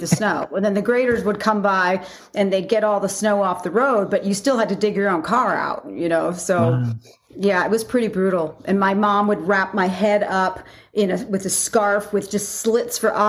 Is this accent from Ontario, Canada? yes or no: no; Alberta, Canada; moved away as an adult; also born or lived in California / Slave Lake, Alberta; now in Las Vegas, United States; even though I was born in California, I moved to Canada when I was 7 years old. So all my, formative years were in Canada